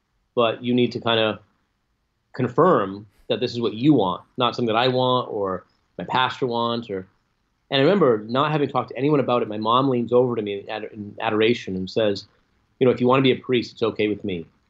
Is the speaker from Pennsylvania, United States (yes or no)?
no; Fall River, Massachusetts, United States; also born or lived in Rome, Italy; I'm from Fall River, Massachusetts, where I grew up, and lived here till I was 19 when I went to Franciscan University for my undergrad studies in philosophy, theology, and catechetics.